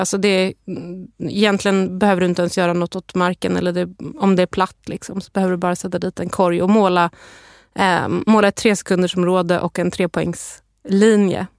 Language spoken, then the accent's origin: Swedish; Stockholm, Stockholm County, Sweden; jag är själv uppvuxen på Södermalm i Stockholm